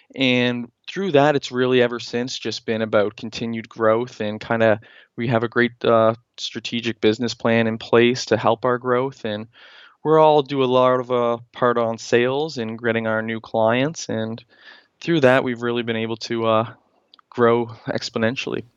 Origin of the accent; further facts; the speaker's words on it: Halifax, Nova Scotia, Canada; moved away as an adult; also born or lived in Newfoundland; I am from Halifax, Nova Scotia